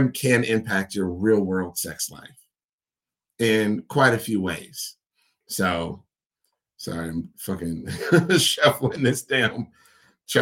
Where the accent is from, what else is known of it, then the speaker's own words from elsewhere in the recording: United States; as an American man